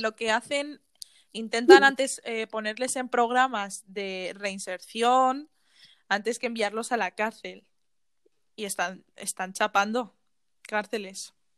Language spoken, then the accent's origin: Spanish; Spain; moved away as an adult; now in Netherlands; yo que vengo de España